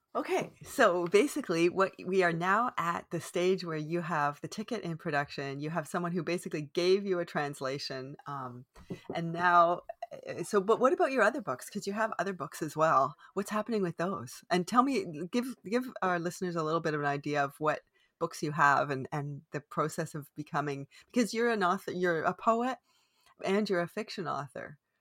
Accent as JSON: {"language": "English", "country": "Canada", "said": "I am unapologetically Canadian"}